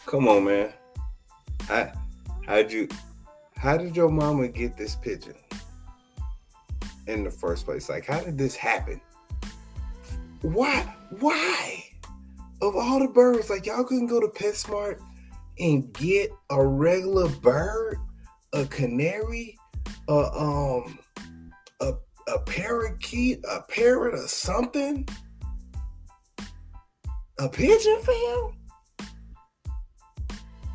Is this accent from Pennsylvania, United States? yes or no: no; Chicago, Illinois, United States; When I grew up in Chicago, there was a kid that stayed across the hall